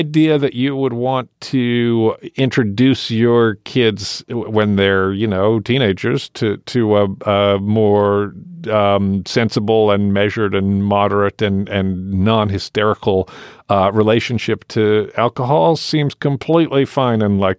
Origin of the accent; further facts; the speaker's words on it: United Kingdom; I was raised in the United Kingdom, which as part of Europe is more sort of sophisticated about these things.